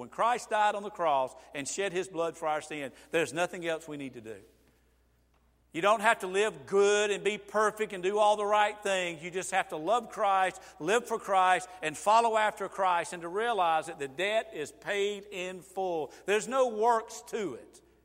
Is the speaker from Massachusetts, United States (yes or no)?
no; Georgia, United States; I am from Georgia